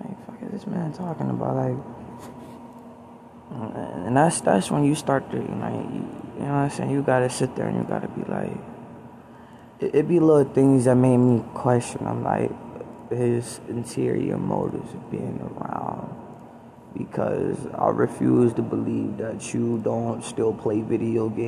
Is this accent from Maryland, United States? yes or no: yes; Baltimore, Maryland, United States; I'm from Baltimore